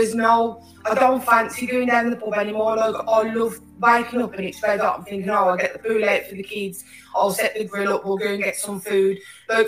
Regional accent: United Kingdom; moved away as an adult; now in United States; for us as British people

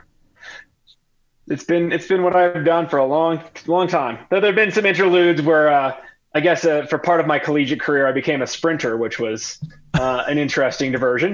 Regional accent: New Jersey, United States; moved away as an adult; also born or lived in Philadelphia / Washington, D.C.; Born and bred in New Jersey. Spent my childhood right there.

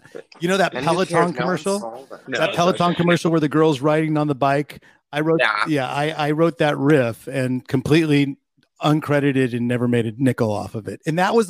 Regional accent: United States; moved away as an adult; now in Sweden; I'm an American Swede.

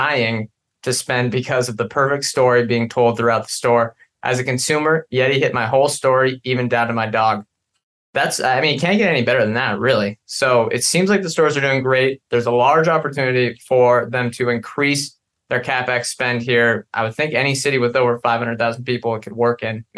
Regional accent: Pacific Northwest, United States; we're from the Pacific Northwest

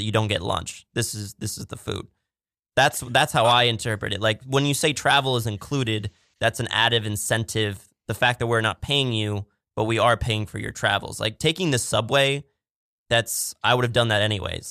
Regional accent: Pittsburgh, Pennsylvania, United States; we're both from Pittsburgh

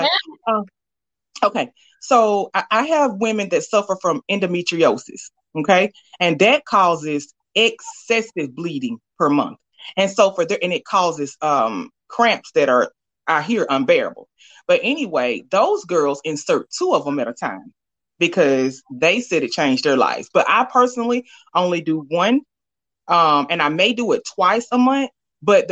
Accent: Alabama, United States; I'm from Bama

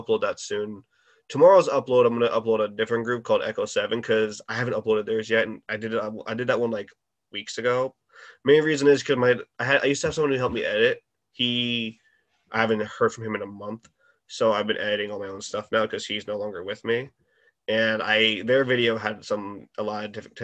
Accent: Connecticut, United States; I'm from there too

